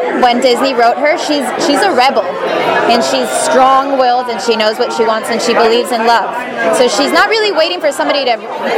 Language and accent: English; Mexico; moved away as an adult; also born or lived in San Diego, California; now in Los Angeles, United States; I was born in San Diego, California, but I moved to Mexico when I was 6 years old, and I grew up